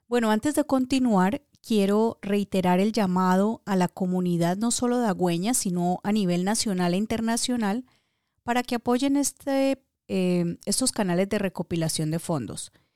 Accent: Dagua, Valle del Cauca, Colombia; Yo amo a mi pueblo, adoro a Dagua.

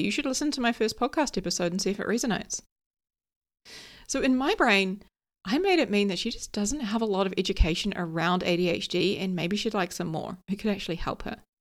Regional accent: New Zealand; also born or lived in London; I live in New Zealand, I grew up here in New Zealand, but I moved to London for a couple of years.

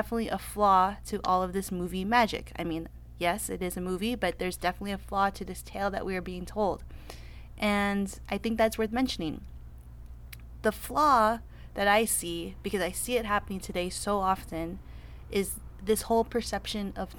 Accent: Los Angeles, California, United States; I am from Los Angeles, California

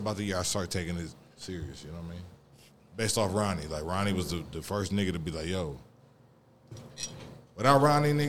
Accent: Ohio, United States; moved away as an adult; now in Atlanta, United States; I'm from Ohio.

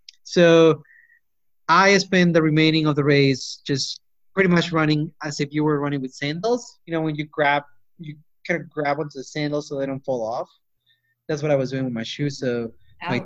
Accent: Peru; now in Auburn, United States; I grew up in Peru

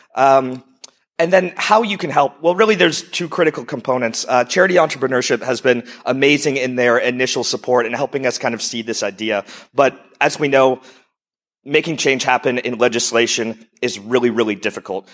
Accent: United States; moved away as an adult; also born or lived in Europe / Estonia; I'm originally an entrepreneur from the U S, if you haven't figured out from my accent.

